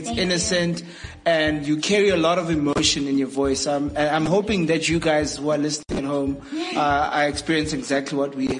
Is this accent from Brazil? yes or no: no; Eastern Cape, South Africa; I grew up in the Eastern Cape of South Africa.